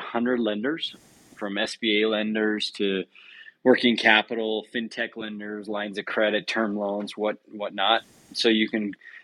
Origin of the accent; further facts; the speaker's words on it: Utah, United States; also born or lived in Southern California / South America; I grew up here in Utah